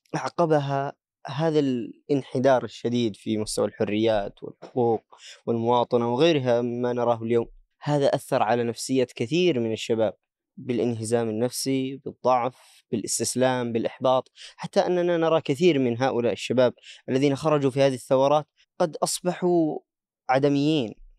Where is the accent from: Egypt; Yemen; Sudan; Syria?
Yemen; عندنا في اليمن